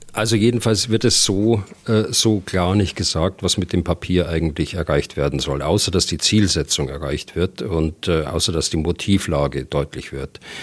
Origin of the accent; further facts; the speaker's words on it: Germany; bei uns in Deutschland